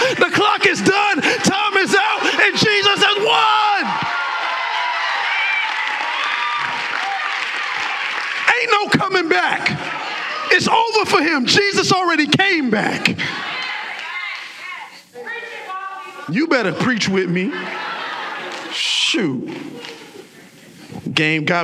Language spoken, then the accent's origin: English; South Florida, United States; moved away as an adult; also born or lived in Baltimore, Maryland; I was a Southern boy because I came from South Florida